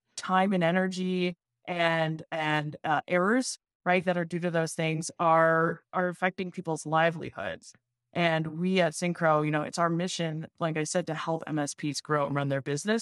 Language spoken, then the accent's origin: English; Montreal, Quebec, Canada; now in Boston, United States; I actually live in Boston, uh, okay. and I'm from Montreal originally.